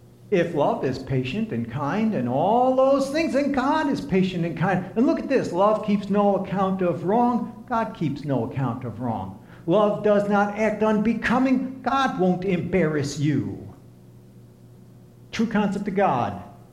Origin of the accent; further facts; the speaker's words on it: Lebanon, Pennsylvania, United States; No, I grew up in Lebanon, Pennsylvania.